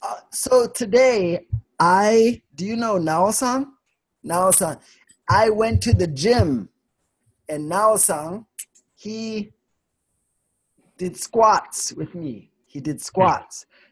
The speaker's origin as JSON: {"language": "English", "country": "Sweden", "said": "Ah, I'm from Sweden."}